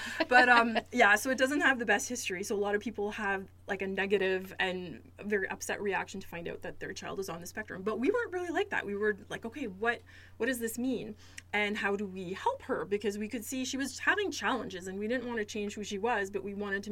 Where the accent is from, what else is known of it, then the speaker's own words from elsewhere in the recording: Sudbury, Ontario, Canada; moved away as an adult; also born or lived in Toronto, Ontario; now in New Brunswick, Canada; I was born and raised in Ontario. I'm originally from Sudbury, Ontario